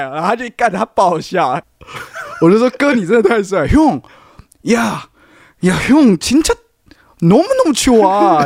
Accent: Taiwan; 我们台湾的，台湾的

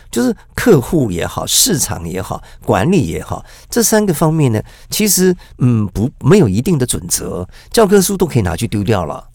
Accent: Taiwan; 我们台湾人

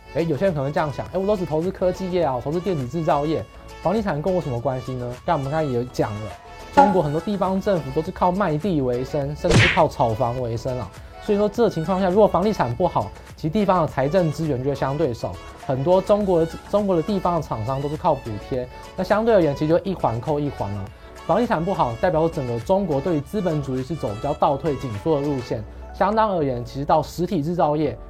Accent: Taiwan; 我们是台湾人

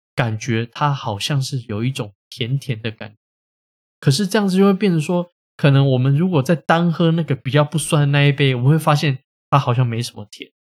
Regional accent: Taiwan; 我们台湾人

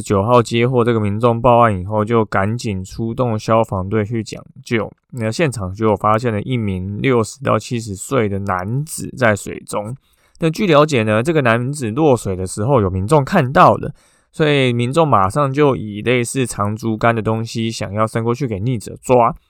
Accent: Taiwan; 我们台湾人

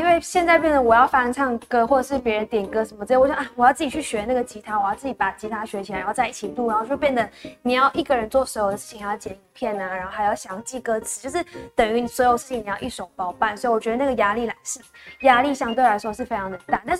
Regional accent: Malaysia; now in Taiwan; 然后我来自马来西亚，然后是 Sophia 的乡这样子。

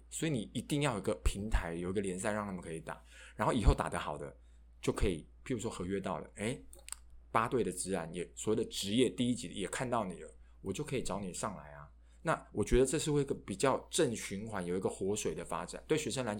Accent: Taichung, Taiwan; 我的家乡台中也没有体育馆啊

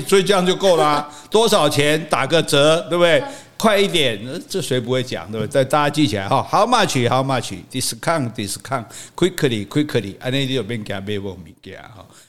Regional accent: Taiwan; 像我们讲台语，我们直接就讲出来啊

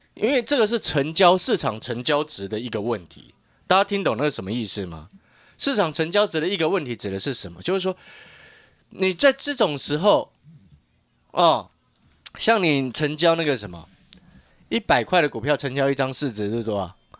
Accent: Taiwan; 因为我们是身在台湾

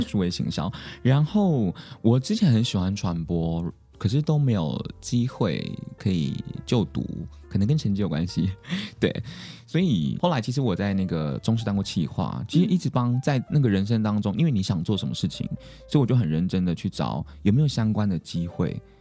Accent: Taromak village, Taitung County, Taiwan; 我是来自达鲁马克部落的

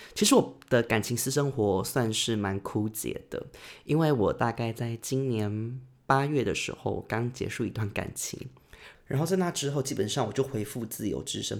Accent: Taitung, Taitung County, Taiwan; 我本身是台东人

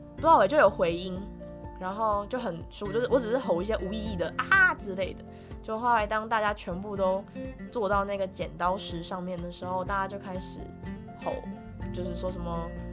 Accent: Yilan County, Taiwan; 我们老家也在宜兰

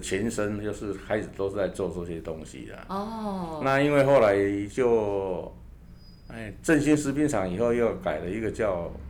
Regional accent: Dajia, Taichung, Taiwan; also born or lived in Qingshui, Taichung / Ruifang; 那其实我们是，嗯，土生土长一直在台中，

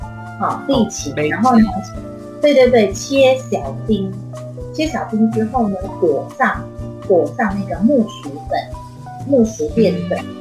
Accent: Penang, Malaysia; 我们呃像我是北部人，那呃我们去泰国，嗯，只要两个半小时就可以抵达边界了。所以我们常常是嗯去去去泰国玩，呃，然后过了一个晚上啊、哦，然后再回到再回到这个呃槟城这样。

